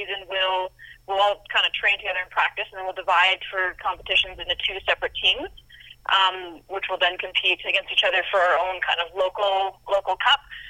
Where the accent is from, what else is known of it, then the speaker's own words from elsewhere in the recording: Canada; being a Canadian